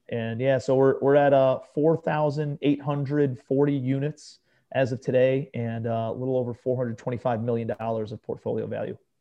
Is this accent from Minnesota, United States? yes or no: no; Cleveland, Ohio, United States; moved away as an adult; also born or lived in New York City; I'm a kid from Cleveland, Ohio, right? Grew up in a blue-collar suburb of Cleveland